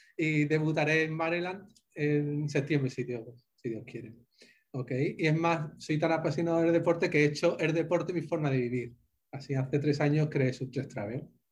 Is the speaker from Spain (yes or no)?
yes; Spain; accent: Spanish; moved away as an adult; also born or lived in Santa Cruz de la Sierra, Bolivia / Bogotá, Colombia; now in Miami, United States; mi acento sabréis que soy, soy español